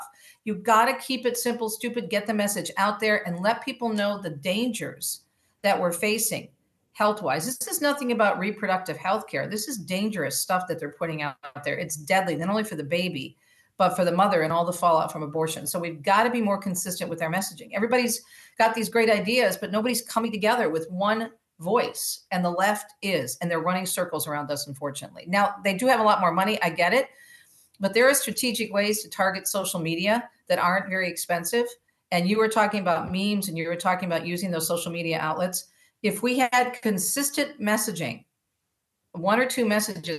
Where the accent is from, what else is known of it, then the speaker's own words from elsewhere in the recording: Michigan, United States; I'm from Michigan